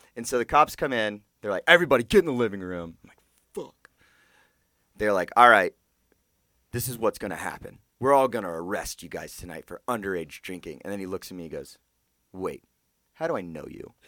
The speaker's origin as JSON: {"language": "English", "region": "Georgia", "country": "United States", "said": "I was from Georgia"}